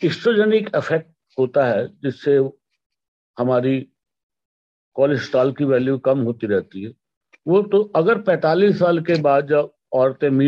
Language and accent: Hindi; Roorkee, Uttarakhand, India; पिछले 40 वर्षों से हृदय रोग के बारे में डिसलिपिडिमिया के बारे में इलाज कर रहा हूँ रुड़की का रहने वाला हूँ